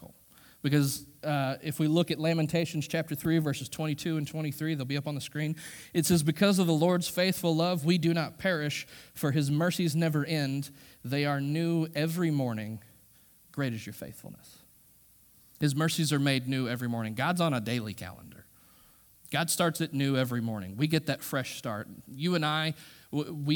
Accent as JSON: {"language": "English", "country": "United States", "said": "We as American Christians"}